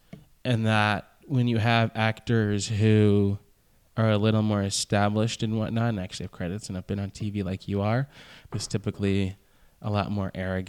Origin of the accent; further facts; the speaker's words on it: Marietta, Georgia, United States; I'm from Marietta.